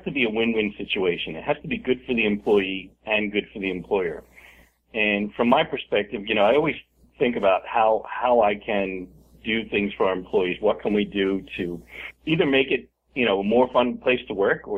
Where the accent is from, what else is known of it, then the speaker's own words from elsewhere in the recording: United States; now in Charlotte, United States; I was born in the United States. My father was born in Italy